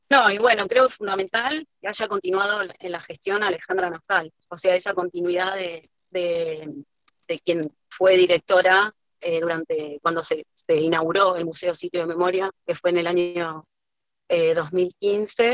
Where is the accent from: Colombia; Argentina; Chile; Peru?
Argentina; nos define no solo como argentinos, sino también como latinoamericanos